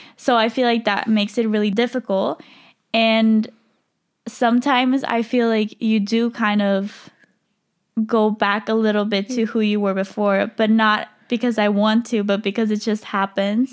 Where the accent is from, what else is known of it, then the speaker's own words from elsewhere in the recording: Switzerland; moved away as an adult; now in Madrid, Spain; I can't really see myself moving back to Switzerland